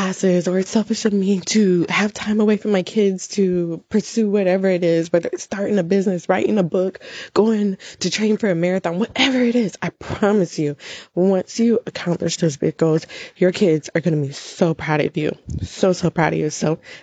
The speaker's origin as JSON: {"language": "English", "country": "United States", "tie": "born or raised there", "said": "I am an American citizen and I was born here, but my parents are Jamaican"}